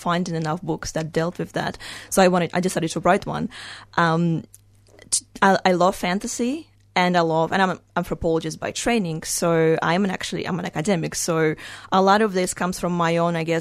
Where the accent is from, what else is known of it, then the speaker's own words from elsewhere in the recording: Russia; moved away; when I was little, I grew up in Russia